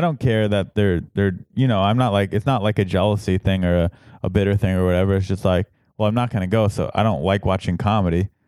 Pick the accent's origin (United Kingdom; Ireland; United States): United States; San Diego, California; moved away; San Diego, my hometown.